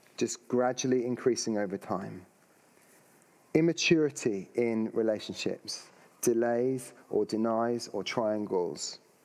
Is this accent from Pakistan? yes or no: no; United Kingdom; if we're British.